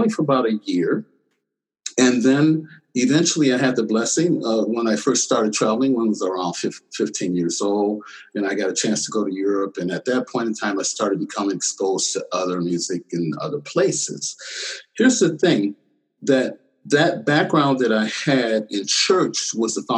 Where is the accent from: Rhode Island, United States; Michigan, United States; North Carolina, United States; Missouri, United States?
Michigan, United States; moved away as an adult; also born or lived in Detroit; now in Pittsburgh, United States; I grew up in Michigan, 75 miles from Motown.